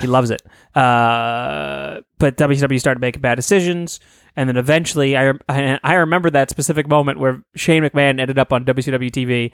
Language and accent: English; Stoneham, Massachusetts, United States; my hometown, uh, in Stoneham